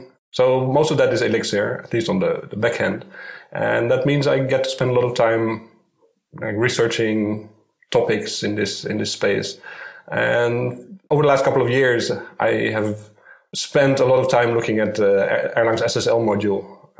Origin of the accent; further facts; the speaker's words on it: Netherlands; now in Tel Aviv, Israel; Okay, I live in Tel Aviv, Israel. I'm not a local, actually. I came here from the Netherlands.